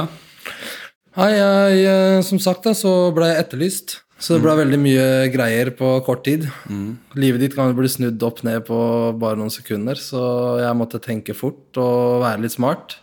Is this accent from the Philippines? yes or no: no; Nador, Oriental, Morocco; now in Norway; jeg blei kjørt inn fra Nador, der jeg er fra